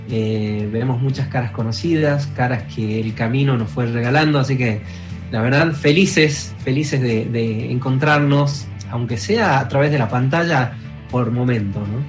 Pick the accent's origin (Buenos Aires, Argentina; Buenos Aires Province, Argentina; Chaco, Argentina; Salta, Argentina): Salta, Argentina; somos cuatro pibes de Salta